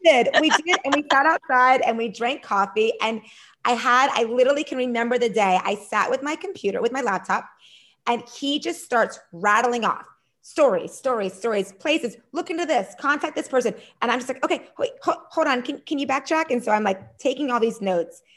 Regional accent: Pennsylvania, United States; moved away as an adult; also born or lived in Maryland; now in Washington, DC, United States; I am originally from Pennsylvania.

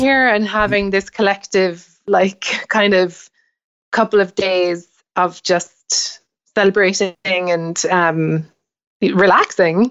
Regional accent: Ireland; moved away as an adult; now in United States; growing up in Ireland, it's kinda hard to see the woods for the trees at home

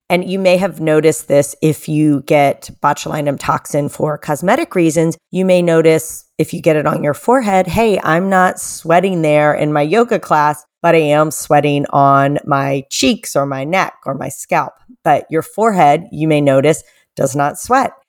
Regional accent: Atlanta, Georgia, United States; my hometown of Atlanta

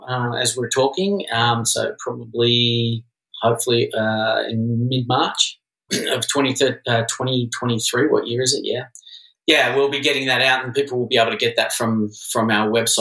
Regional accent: Melbourne, Victoria, Australia; moved away as an adult; also born or lived in London / Sydney / San Francisco / New York; now in Los Angeles, United States; I'm originally from Australia. I grew up in Melbourne.

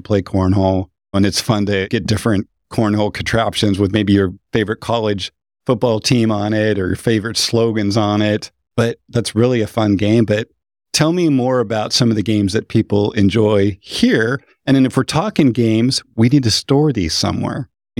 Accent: Pacific Northwest, United States; I'm from the Northwest. So I'm pretty excited about Washington.

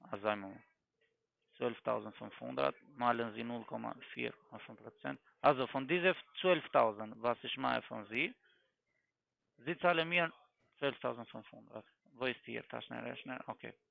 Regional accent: Germany; Nein, ich komme aus Deutschland. Ich wohne auch in Stuttgart, aber bei Ihrer Stadt meine ich.

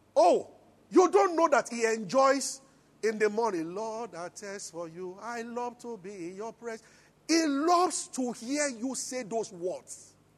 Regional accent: Abuja, Federal Capital Territory, Nigeria; now in Lagos, Nigeria; I grew up in Abuja

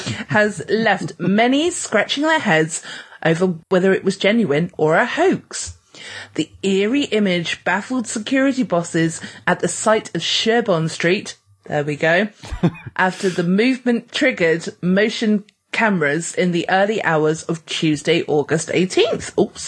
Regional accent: Birmingham, West Midlands, United Kingdom; Right. I'm from Birmingham.

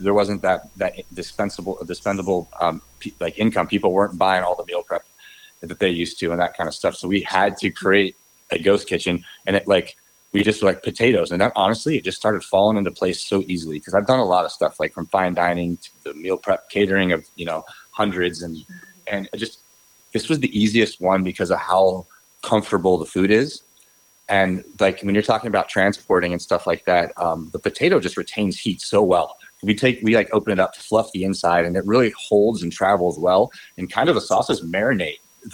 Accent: Ohio, United States; moved away as an adult; also born or lived in Denver; now in Las Vegas, United States; I'm from Ohio.

